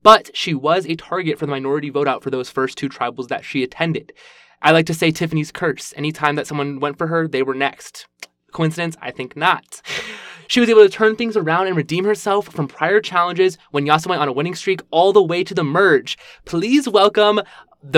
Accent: right outside DC, Virginia, United States; I'm from Virginia, right outside DC

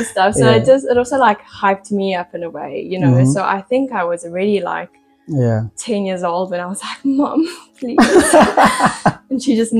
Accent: Pretoria, Gauteng, South Africa; moved away; in Pretoria, like where I was from

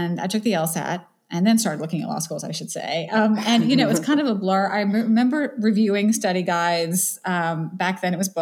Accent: Atlanta, Georgia, United States; moved away as an adult; now in New Orleans, United States; I was born and raised in Atlanta

